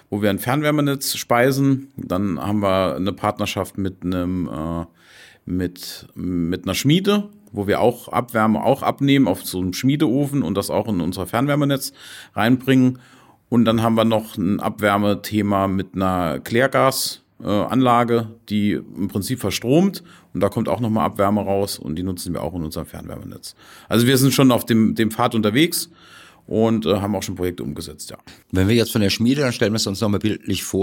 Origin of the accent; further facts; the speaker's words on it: Saarland, Germany; Stahlindustrie, ganz groß, auch bei uns im Saarland, wo ich ja herkomme, ist natürlich auch Stahlindustrie sehr groß.